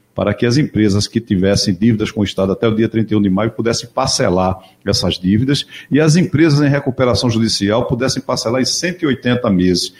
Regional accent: Igarassu, Pernambuco, Brazil; Eu saí do engenho né, para ir para Igaraçu, do meio das canas, do meio do mato, literalmente

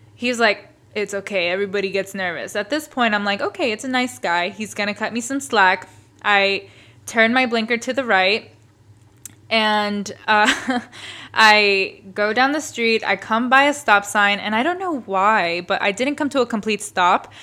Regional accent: Boston, Massachusetts, United States; growing up in the East Coast and growing up going to school in the city, we were all taught to take the M B T

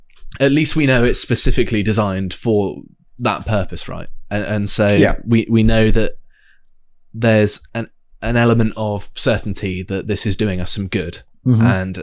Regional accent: South West England, United Kingdom; It might be the sort of residual paganism that growing up in Devon has given me, or something, whereby there's a certain amount of reverence and appreciation.

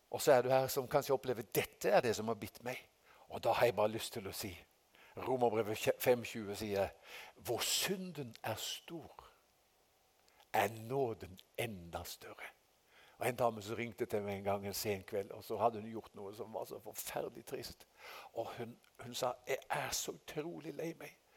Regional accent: Haugesund, Rogaland, Norway; moved away; fra guttedagen hjemme i Haugesund.

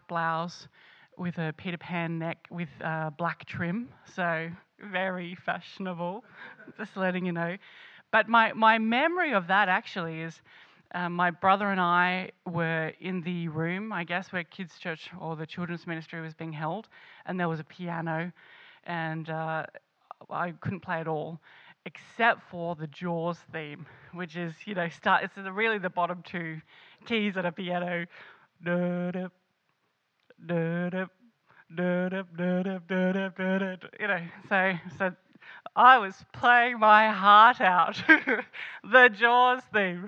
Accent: Sydney, New South Wales, Australia; moved away; also born or lived in Canberra; I grew up mostly in Sydney, and then I moved to Canberra

